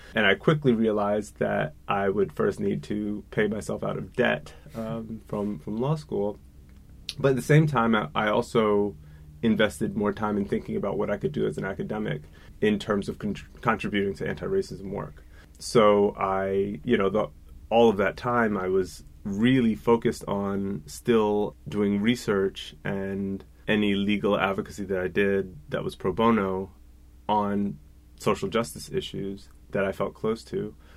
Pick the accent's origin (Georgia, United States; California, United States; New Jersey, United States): New Jersey, United States; moved away as an adult; also born or lived in Germany; I grew up in New Jersey